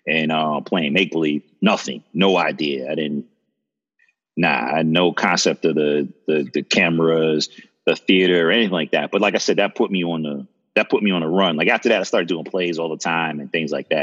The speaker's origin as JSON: {"language": "English", "town": "Plainfield", "region": "New Jersey", "country": "United States", "tie": "born or raised there", "also_born_or_lived": "East Orange, New Jersey / Bahamas (ancestry)", "said": "I was born in Jersey, East Orange, but then lived in Plainfield mostly for my youth"}